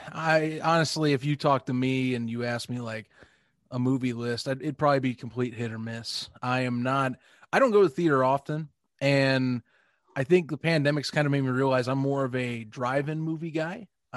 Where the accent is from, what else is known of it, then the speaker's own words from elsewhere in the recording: Northwest Indiana, United States; now in Indianapolis, United States; I'm Indianapolis. So, I mean, although here's the funny thing with me. I grew up in Northwest Indiana. So the two counties that I was mainly living in, actually three, they're all like Chicago-esque, like culture and like also stigma.